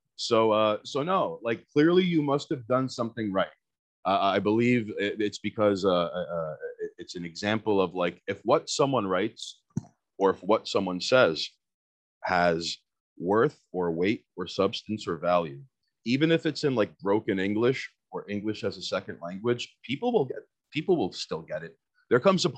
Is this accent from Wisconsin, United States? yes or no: no; New York City, New York, United States; I'm born and raised in Queens